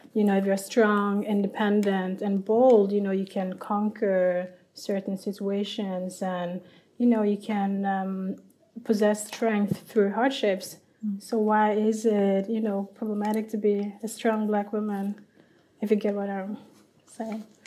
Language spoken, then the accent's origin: English; Liberia; I'm from Liberia